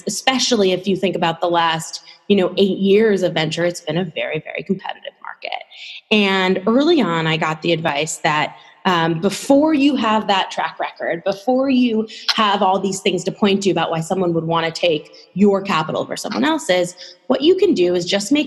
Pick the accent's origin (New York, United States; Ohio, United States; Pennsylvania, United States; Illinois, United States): New York, United States; New York City; I grew up in New York City originally